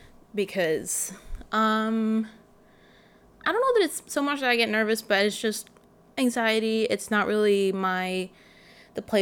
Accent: Sweden; I'm from Sweden, and so you're with the same, like, 15 to 30 people for all your classes

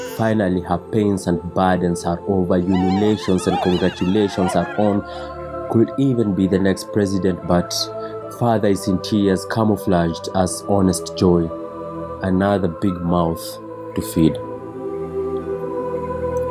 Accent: Nairobi, Kenya; I was born in Kenyatta Hospital to a 21-year-old Dr. Pauline

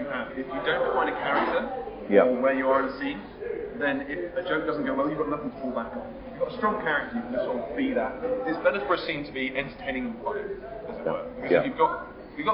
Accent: United Kingdom; we're British

